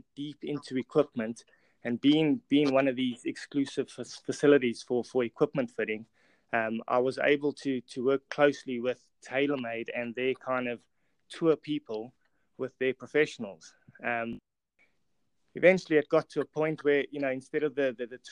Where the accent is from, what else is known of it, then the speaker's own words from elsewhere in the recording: South Africa; moved away as an adult; also born or lived in England; I'm obviously South African, come from South Africa, and studied in South Africa. Anyway, arrived in England